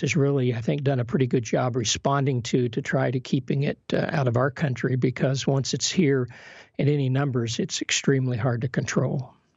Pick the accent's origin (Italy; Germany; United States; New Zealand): United States; Kentucky; also born or lived in Kenya; We're both from Kentucky